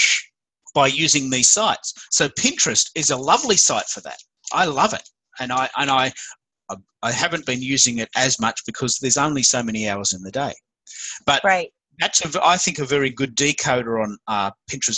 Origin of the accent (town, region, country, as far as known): Australia; accent: Aussie